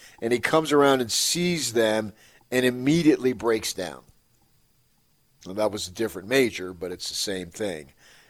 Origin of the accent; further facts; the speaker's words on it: Phoenix, Arizona, United States; moved away; I grew up in Phoenix.